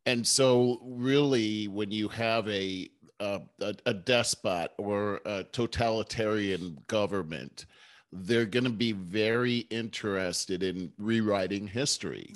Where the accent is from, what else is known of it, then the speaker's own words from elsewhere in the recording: Cleveland, Ohio, United States; I was from Cleveland